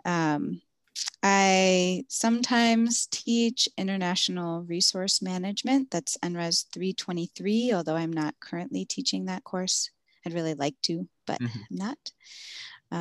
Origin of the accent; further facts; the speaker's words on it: Philadelphia, Pennsylvania, United States; I grew up in Philadelphia, in South Philadelphia